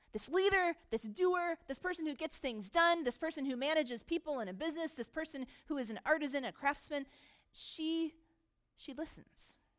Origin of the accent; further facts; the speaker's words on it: United States; most of us here are very American. We are American consumers